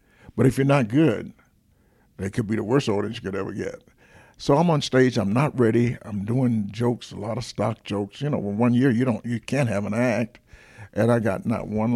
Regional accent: Atlanta, Georgia, United States; I'm from Atlanta, Georgia

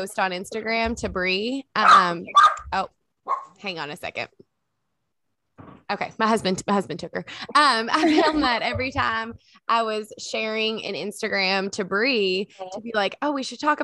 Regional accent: Kentucky, United States; So we are from Kentucky. We grew up together, actually.

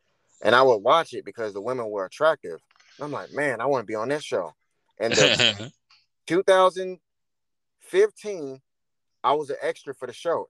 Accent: St. Louis, Missouri, United States; St. Louis, Missouri.

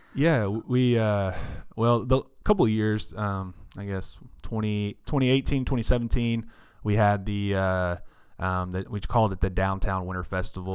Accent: Paris, Texas, United States; I was born and raised right here in Paris

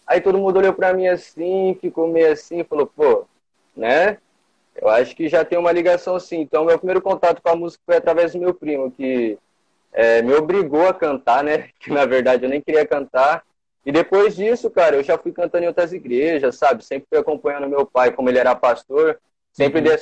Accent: São José do Rio Preto, São Paulo, Brazil; Eu tenho 20 anos, sou aqui de São José do Rio Preto, do bairro aqui da Zona Sul, aqui de Cidade Nova.

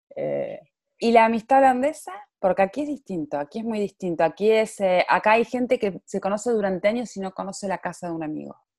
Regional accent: Neuquén, Argentina; now in Marbella, Spain; soy periodista, neuquina, mujer e inmigrante, actualmente grabando desde Marbella

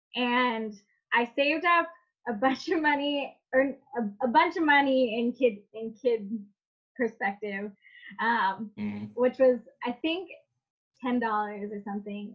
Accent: Fairfield, California, United States; I'm from the Bay Area originally. I grew up in um, like an hour outside of San Francisco in Fairfield, California

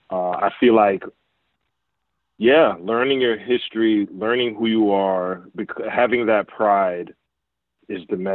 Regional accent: Jamaica; yeah, that that's just my connection because I'm Jamaican.

